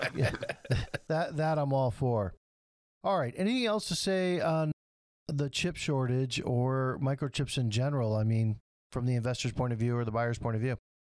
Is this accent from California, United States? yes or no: no; Flint, Michigan, United States; my hometown in Flint.